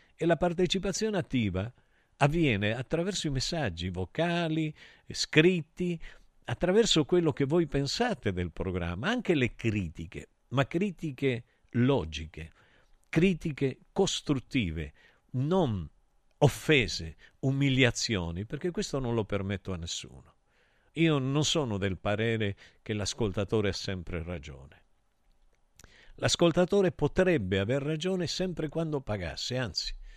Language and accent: Italian; Argentina; now in Italy; io sono vissuto in Argentina e noi giocavamo solo alla pelota